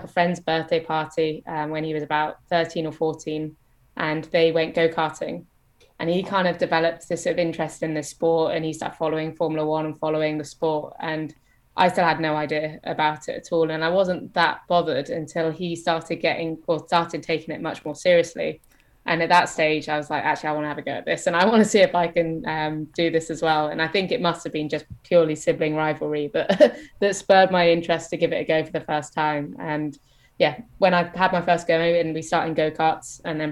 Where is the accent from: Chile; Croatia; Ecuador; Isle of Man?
Isle of Man; moved away; also born or lived in England; growing up on the Isle of Man